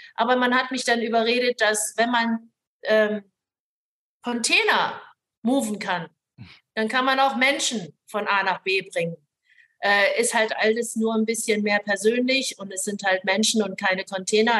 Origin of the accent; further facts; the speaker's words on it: Hamburg, then Lower Saxony, Germany; moved away as an adult; also born or lived in Hong Kong; now in Singapore; Also ich bin ja in Hongkong geboren. Meine Eltern sind dann, ähm, als ich ein Jahr alt war, nach Deutschland gezogen. Wir sind in Hamburg gelandet.